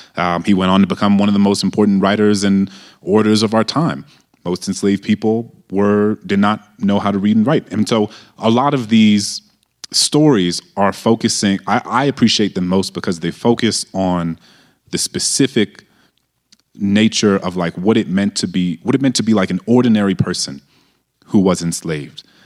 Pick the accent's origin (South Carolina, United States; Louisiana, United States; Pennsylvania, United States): Louisiana, United States; New Orleans; I grew up in a majority black city